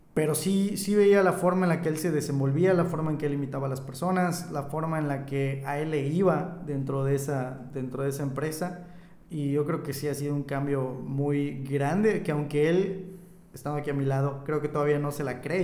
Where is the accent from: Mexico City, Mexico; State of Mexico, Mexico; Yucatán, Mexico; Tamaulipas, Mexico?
Yucatán, Mexico; Oxkutzcab; moved away as an adult; now in Mérida, Mexico; Me fui de mi pequeño rancho, de mi pueblo a la ciudad.